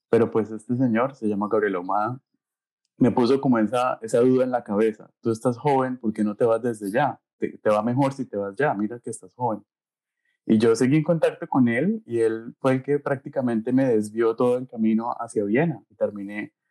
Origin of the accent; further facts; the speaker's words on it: Bucaramanga, Santander, Colombia; moved away as an adult; also born or lived in Eisenstadt, Austria; now in Siegen, Germany; Yo soy de Bucaramanga